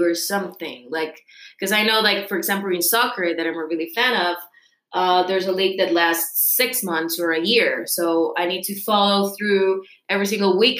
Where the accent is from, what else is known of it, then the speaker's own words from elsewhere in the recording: Costa Rica; I'm from Costa Rica